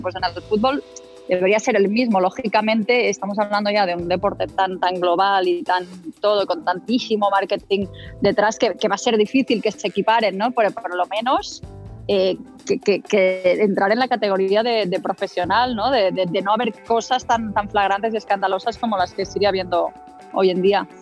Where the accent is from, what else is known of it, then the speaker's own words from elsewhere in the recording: Baix Llobregat, Catalonia, Spain; yo, que soy de ahí, digamos, toda la vida